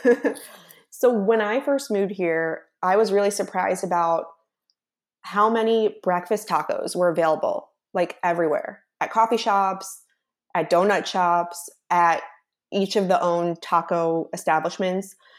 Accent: Philadelphia, Pennsylvania, United States; moved away; also born or lived in Dallas; I grew up in Philadelphia

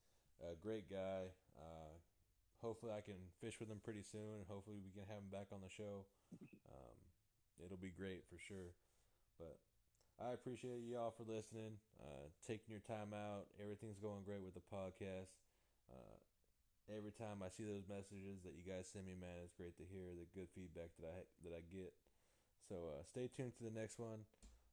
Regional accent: Modesto, California, United States; moved away as an adult; also born or lived in just above Los Angeles, California; now in Texas, United States; I grew up in Central California, like, Modesto area out there

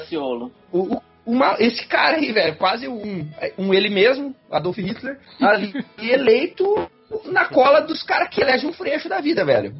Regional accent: Brazil; nós, enquanto brasileiros

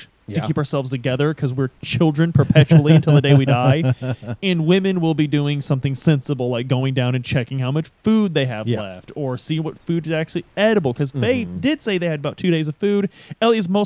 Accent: downriver from Louisville, Ohio River Valley, United States; where we grew up, we know you don't eat fish that you catch out of the Ohio River

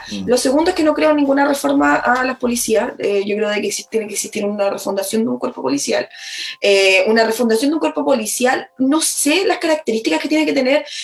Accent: Chile; nuestra realidad eh, como chilenos y chilenas, eh, o también como comunidades.

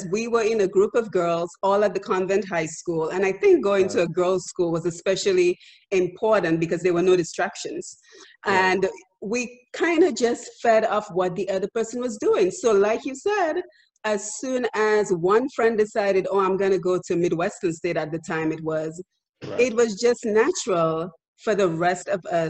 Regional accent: Dominica; you are from the same humble neighborhood as I am. We're from Bath Estate

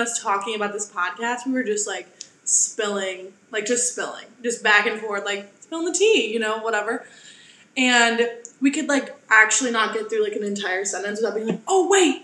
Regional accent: San Antonio, Texas, United States; I'm from San Antonio, Texas. The South, baby.

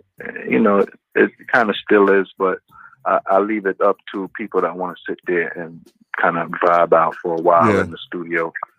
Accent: Brooklyn, New York, United States; I'm from Church Avenue and 31st Street, man.

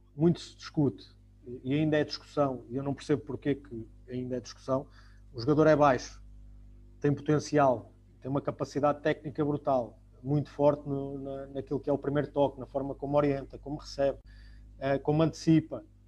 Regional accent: Portugal; isso faz parte de nós, enquanto portugueses

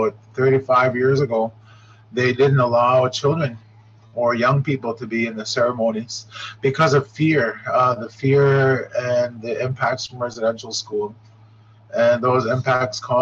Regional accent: Shoal Lake, Ontario, Canada; also born or lived in Grassy River, Ontario; I am from Shoal Lake, here in the center, right close to the Manitoba border and Minnesota borders

